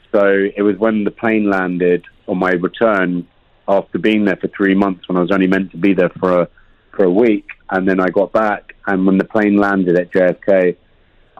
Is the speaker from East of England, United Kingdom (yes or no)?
no; London, United Kingdom; moved away as an adult; also born or lived in New York; I was born in London, West London boy